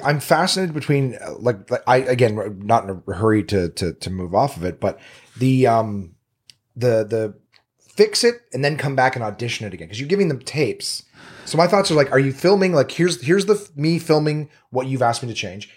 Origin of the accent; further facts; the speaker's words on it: Canada; now in Los Angeles, United States; as a Canadian